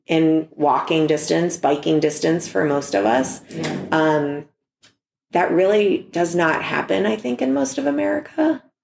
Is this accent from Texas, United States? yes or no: no; Youngstown, Ohio, United States; now in Cleveland, United States; I'm from Youngstown